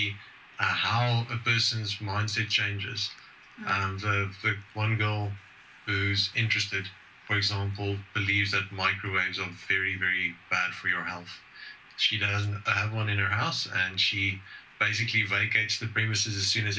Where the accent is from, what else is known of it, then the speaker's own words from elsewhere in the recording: South Africa; the only secular society we have in South Africa. Today, I actually hosted the first meetup in my hometown